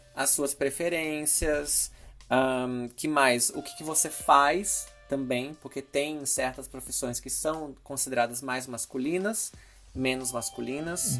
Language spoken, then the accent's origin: Portuguese; Brazil; moved away as an adult; now in United States; eu não estar tá mais no Brasil há alguns anos